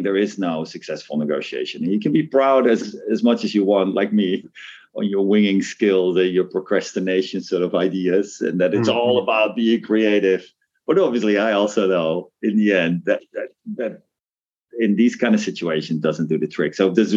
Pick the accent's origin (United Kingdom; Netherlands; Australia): Netherlands; moved away as an adult; also born or lived in Hong Kong; now in Tokyo, Japan; the town I grew up in the Netherlands.